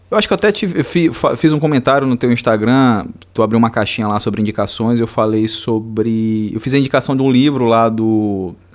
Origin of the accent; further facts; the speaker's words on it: Rio Grande do Sul, Brazil; Do Rio Grande do Sul, um gaúcho.